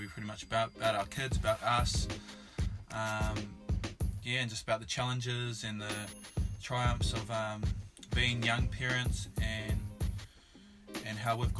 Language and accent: English; Palmerston North, Manawatū-Whanganui, New Zealand; moved away as an adult; also born or lived in Hamilton, New Zealand; now in Australia; I was born in Palmerston North and brought up there pretty much till I went to high school, about 14, and then moved to Hamilton